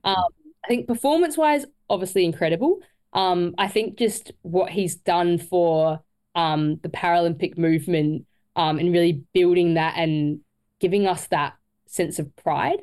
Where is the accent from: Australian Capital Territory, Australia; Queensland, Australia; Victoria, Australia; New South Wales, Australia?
Queensland, Australia; Cairns; I was born in Cairns